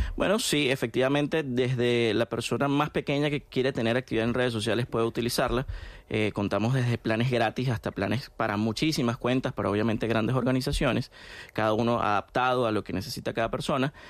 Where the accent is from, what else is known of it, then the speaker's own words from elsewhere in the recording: Venezuela; en mi país, en Venezuela